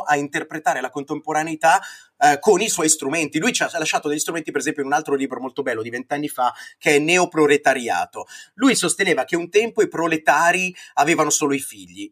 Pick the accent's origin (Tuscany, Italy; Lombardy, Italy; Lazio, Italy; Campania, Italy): Lombardy, Italy; Brianza; io che sono Brianzolo